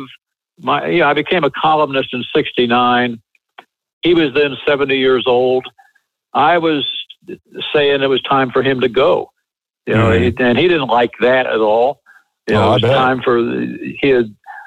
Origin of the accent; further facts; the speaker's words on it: Illinois, United States; moved away as an adult; I came from Illinois